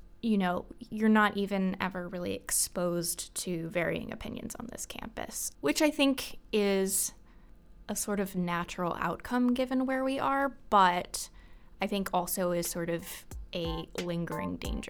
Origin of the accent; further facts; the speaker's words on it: Annapolis, Maryland, United States; moved away as an adult; now in New York City, United States; And then I come from Annapolis, so the capital of Maryland, which tends to be on the more middle class, upper middle class side of things. But in my county, there's actually a pretty diverse range of socioeconomic classes.